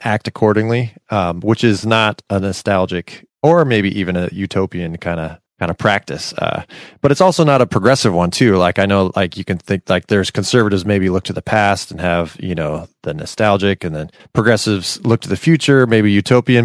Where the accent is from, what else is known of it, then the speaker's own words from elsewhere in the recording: Silicon Valley, California, United States; I grew up in Silicon Valley